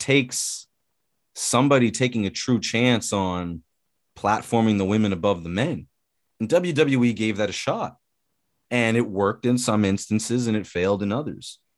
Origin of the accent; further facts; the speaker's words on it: Canada; we're Canadian